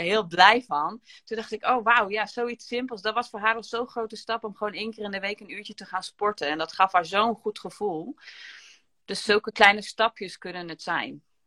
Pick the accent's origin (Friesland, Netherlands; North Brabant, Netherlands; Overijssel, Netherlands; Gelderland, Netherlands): Overijssel, Netherlands; Gramsbergen; Ik kom uit Gramsbergen